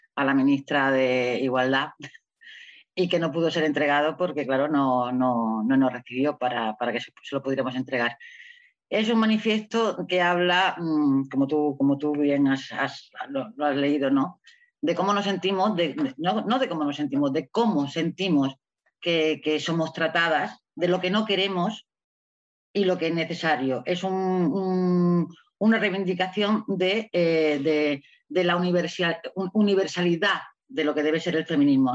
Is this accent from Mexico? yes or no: no; Melilla, Spain; estoy en Melilla, ¿no? Melilla es una ciudad muy especial porque está en el norte de África, es una ciudad española, donde yo nací hace ya muchos años